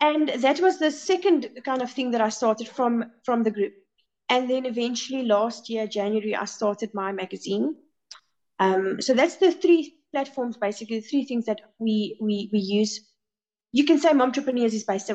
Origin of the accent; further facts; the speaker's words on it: South Africa; we are only South African women